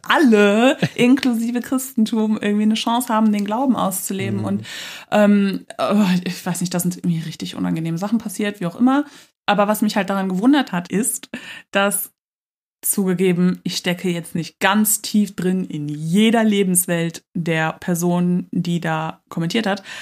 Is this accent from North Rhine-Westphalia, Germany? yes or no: yes; Cologne, North Rhine-Westphalia, Germany; Ich komme aus Köln